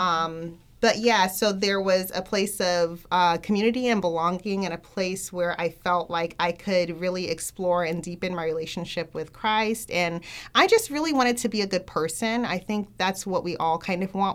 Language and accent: English; Miami, Florida, United States; I grew up in the Black Baptist Church, um, from Miami